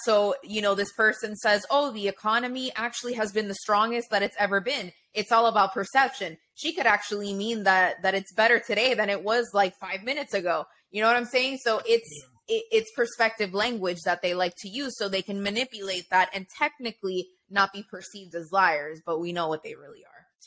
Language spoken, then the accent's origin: English; Florida, United States; I grew up in Florida